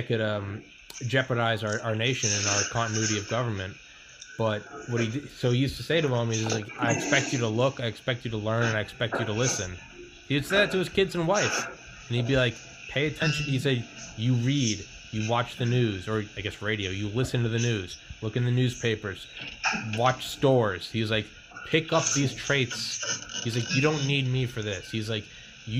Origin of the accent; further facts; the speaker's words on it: New England, United States; I'm from New England